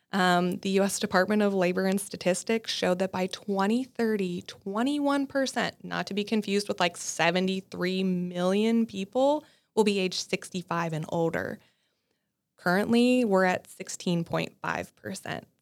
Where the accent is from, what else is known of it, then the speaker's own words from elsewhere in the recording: North Dakota, United States; moved away as an adult; also born or lived in Nebraska / Ohio; I'm actually from North Dakota